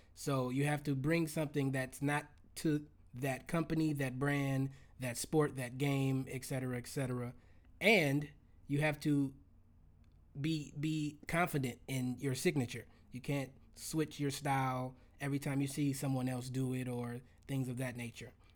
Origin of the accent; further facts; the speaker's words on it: Los Angeles, California, United States; I'm from Los Angeles